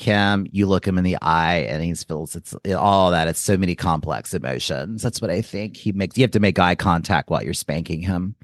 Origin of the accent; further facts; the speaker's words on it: Joliet, Illinois, United States; the year I was born in Joliet, Illinois.